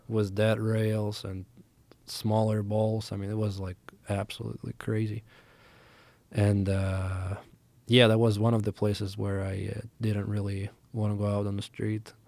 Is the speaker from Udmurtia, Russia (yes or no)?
no; Moscow, Russia; moved away; I grew up in Moscow, Russia